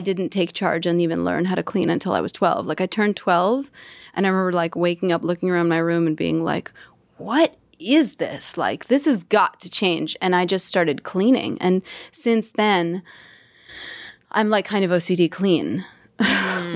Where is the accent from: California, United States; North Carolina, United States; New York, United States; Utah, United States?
New York, United States; New York City; it was Jackson Heights, Queens. My family immigrated from Russia, and I was born a month later in Elmhurst Hospital